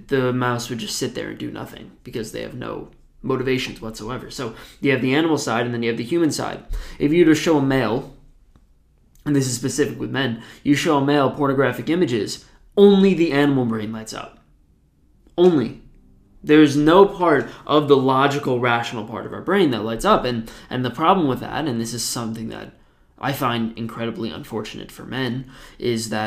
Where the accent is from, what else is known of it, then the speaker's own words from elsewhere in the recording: New Jersey, United States; I'm from New Jersey